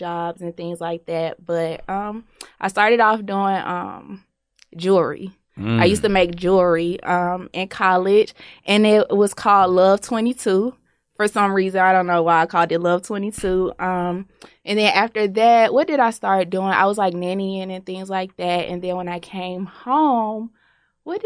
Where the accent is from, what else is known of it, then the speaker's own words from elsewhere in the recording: Decatur, Georgia, United States; I'm from Decatur, Georgia